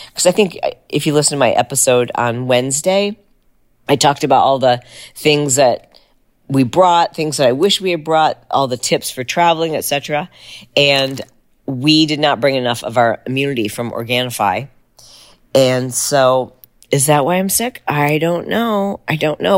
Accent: United States; we'd say America

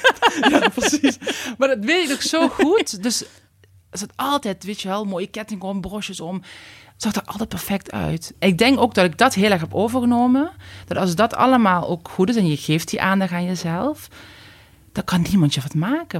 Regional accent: Limburg, Netherlands; accent: Limburgish; moved away as an adult; now in Randstad, Netherlands; je hoort waarschijnlijk aan mijn accent wel dat ik Limburgse roots heb. Ehm, na 19 jaar Randstad heb ik nog steeds mijn accent

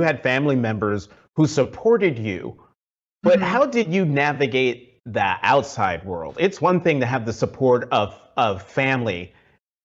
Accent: Newark, New Jersey, United States; We were both born and raised in Newark.

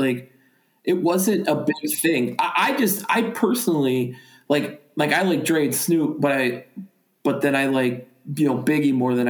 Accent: Midwest, United States; growing up in the Midwest, like no one cared.

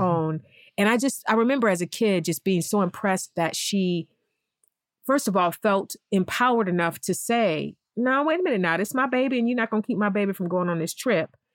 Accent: East Cleveland, Ohio, United States; moved away as an adult; now in Los Angeles, United States; East Cleveland. First of all, I talk about East Cleveland a lot, and I feel like sometimes I do my hometown a disservice

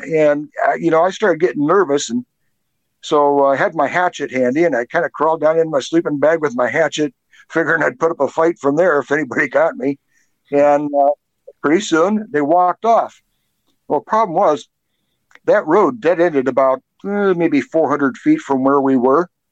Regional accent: Seattle, Washington, United States; now in Snohomish, United States; I'm actually from Seattle originally.

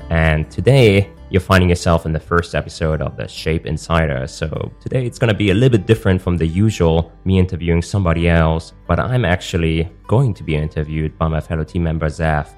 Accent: Germany; moved away; also born or lived in Hong Kong; I'm from Germany

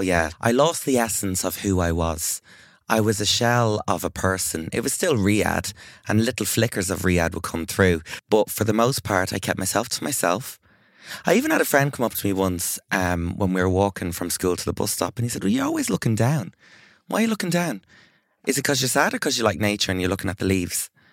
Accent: Ireland; as an Irish person

